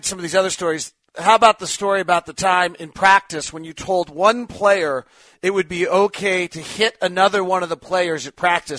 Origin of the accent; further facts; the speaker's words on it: Bay Area, California, United States; I grew up in the Bay Area